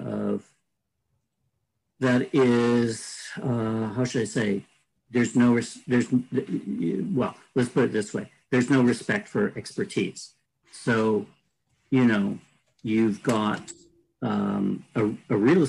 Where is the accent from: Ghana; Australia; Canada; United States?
Canada; speaking as a Canadian